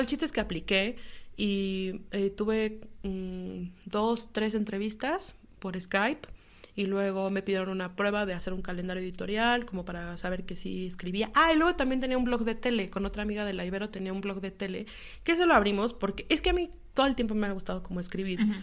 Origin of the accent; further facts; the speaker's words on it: Mexico City, Mexico; moved away as an adult; now in Paris, France; soy de aquí del DF todavía, CDMX